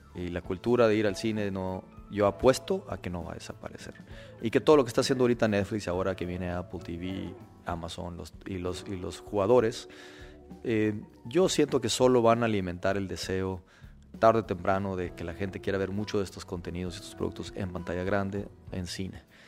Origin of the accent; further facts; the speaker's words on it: Mexico; como buen mexicano